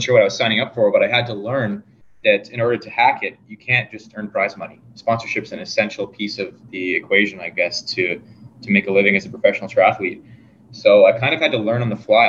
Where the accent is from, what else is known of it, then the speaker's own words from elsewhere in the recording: Fergus, Ontario, Canada; also born or lived in Guelph, Ontario; we moved to an even smaller town, Fergus, Ontario and that's where I grew up